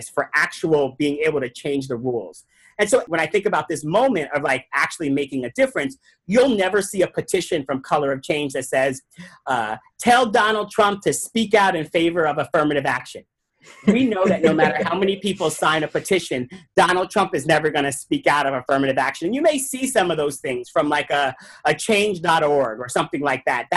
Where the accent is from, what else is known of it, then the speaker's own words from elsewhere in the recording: New York, United States; I grew up in New York